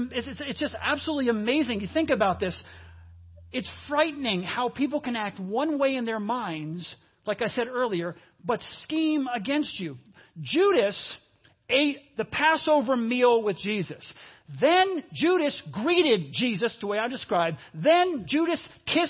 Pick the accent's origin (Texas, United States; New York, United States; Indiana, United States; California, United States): New York, United States; moved away as an adult; now in Cincinnati, United States; I grew up a lot of my life in New York. And in New York, in the Northeast